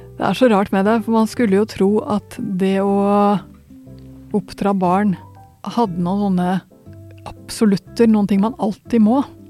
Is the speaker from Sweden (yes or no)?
yes; Sweden; now in Norway; nå er jeg svensk